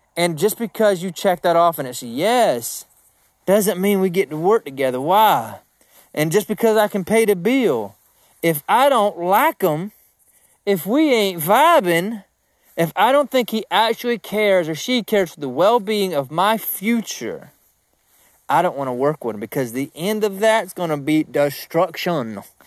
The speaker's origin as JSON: {"language": "English", "region": "South Georgia", "country": "United States", "said": "I'm from Georgia, man. I'm from South Georgia"}